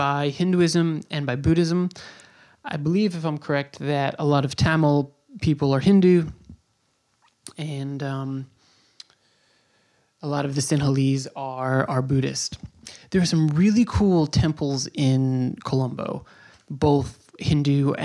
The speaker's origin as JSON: {"language": "English", "region": "New York", "country": "United States", "also_born_or_lived": "Bay Ridge, Brooklyn", "moved": "as an adult", "said": "I'm from New York"}